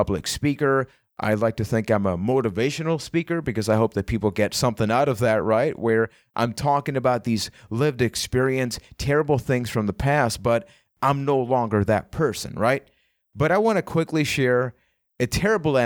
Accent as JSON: {"language": "English", "country": "Puerto Rico", "said": "I am from Puerto Rico"}